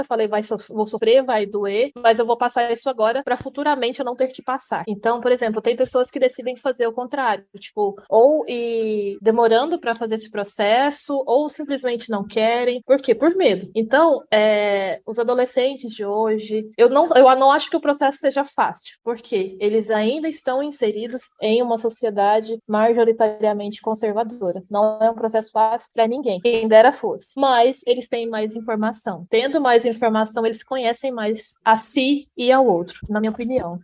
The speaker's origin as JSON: {"language": "Portuguese", "town": "Jataí", "region": "Goiás", "country": "Brazil", "tie": "born or raised there", "moved": "as an adult", "lives_now": "Blumenau, Brazil", "said": "sou de Goiás, sou de Jataí, cidade vizinha de onde a Carol tá. Morava em Jataí desde os 7 oito 8 anos de idade"}